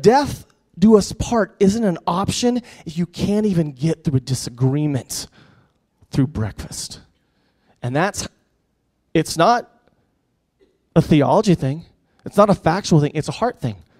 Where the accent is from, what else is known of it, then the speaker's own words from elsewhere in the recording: United States; as American